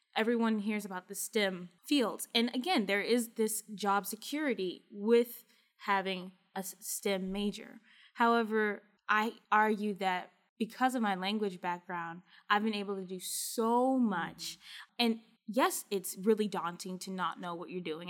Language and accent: English; Kentucky, United States; I'm from Kentucky